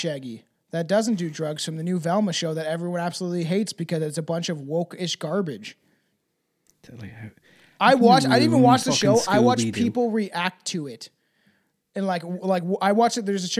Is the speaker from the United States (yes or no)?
no; Canada; I'm especially Canadian today. I actually am drinking Tim Hortons